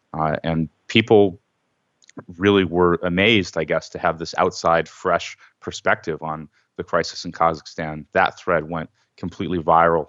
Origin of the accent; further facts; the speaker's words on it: Los Angeles, California, United States; I'm from, uh, Los Angeles